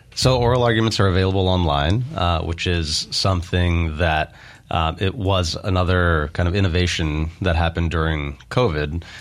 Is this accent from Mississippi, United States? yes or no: yes; Meridian, Mississippi, United States; moved away as an adult; also born or lived in California / New York; I was born in Meridian, uh, grew up in Meridian